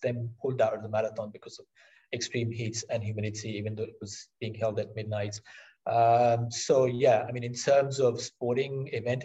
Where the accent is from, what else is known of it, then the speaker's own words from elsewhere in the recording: Pakistan; I was born in Pakistan.